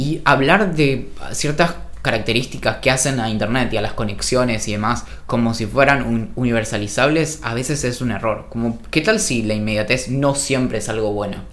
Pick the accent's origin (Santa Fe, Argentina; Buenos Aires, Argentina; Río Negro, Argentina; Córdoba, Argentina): Río Negro, Argentina; San Carlos de Bariloche; Yo crecí en Bariloche